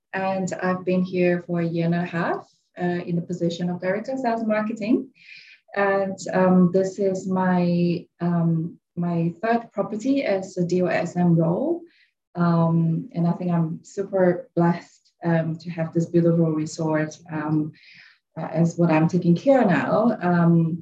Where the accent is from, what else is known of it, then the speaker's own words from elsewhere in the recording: England, United Kingdom; moved away as an adult; also born or lived in Switzerland; now in Thailand; I'm Chinese from England